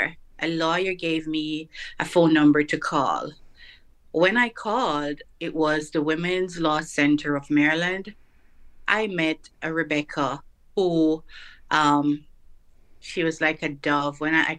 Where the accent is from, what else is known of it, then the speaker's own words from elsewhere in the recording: Jamaica; now in United States; Yes, I did have two children from my home country in Jamaica, so they migrated as well.